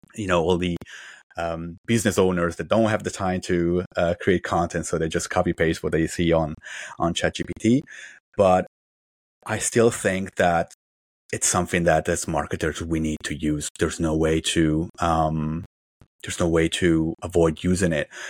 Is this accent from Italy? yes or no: yes; Italy; moved away as an adult; also born or lived in China / Beijing / Shanghai / Southern China; now in Vancouver, Canada; I'm originally from Italy, although I basically spent my whole professional life in China